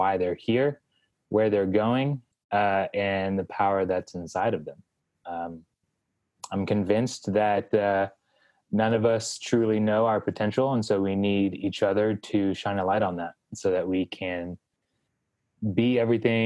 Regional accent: Texas, United States; moved away as an adult; now in New York City, United States; Born and raised in Texas, but I've been in New York City since 2013

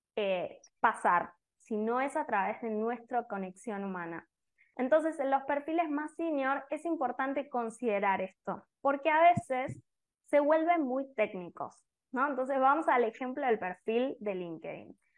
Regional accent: Argentina; now in Costa Rica; soy argentina, pero vivo en Costa Rica

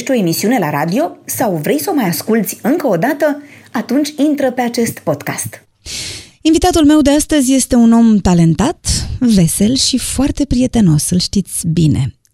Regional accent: Bucharest, Romania; M-am, n- m-am născut în București.

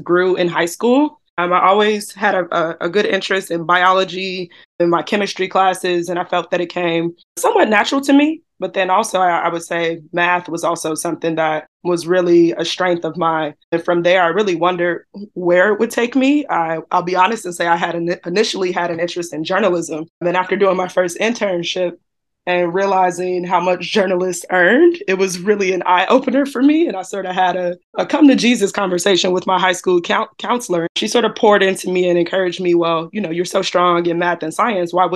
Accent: Chicago, Illinois, United States; I'm from Chicago, Illinois.

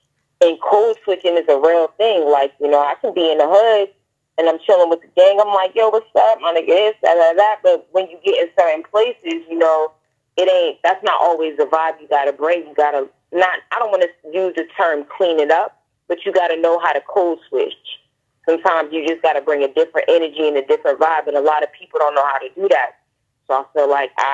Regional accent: Boston, Massachusetts, United States; also born or lived in Indiana; I'm from Dorchester.

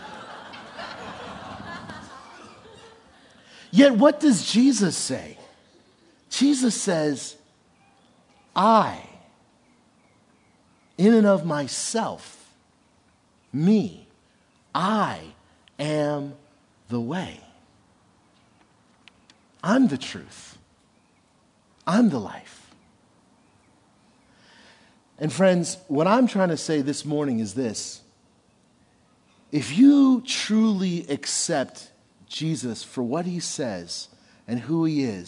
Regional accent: Passaic, New Jersey, United States; I was born and raised in Passaic, New Jersey

